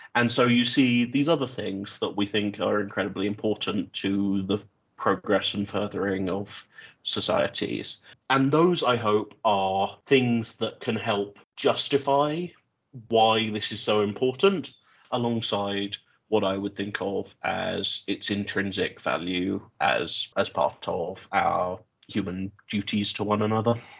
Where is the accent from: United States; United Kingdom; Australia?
United Kingdom; My home country is the United Kingdom